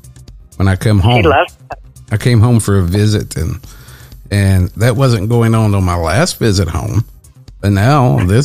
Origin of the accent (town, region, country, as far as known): Southwest Virginia, United States